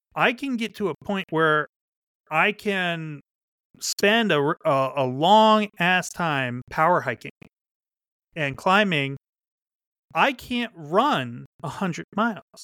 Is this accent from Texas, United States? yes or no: no; Pennsylvania, United States; moved away; also born or lived in Chicago; I grew up in Pennsylvania uh, with the Appalachian Trail, like six miles from my house